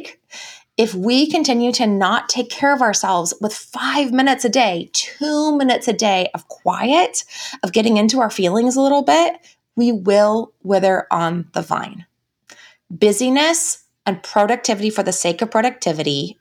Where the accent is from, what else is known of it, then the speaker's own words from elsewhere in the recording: United States; as American women, it is part of our value system to be productive.